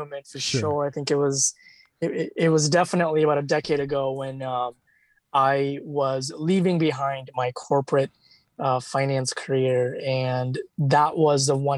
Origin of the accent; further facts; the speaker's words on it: India; moved away; as a child, back in India, actually, since, you know, because I come from India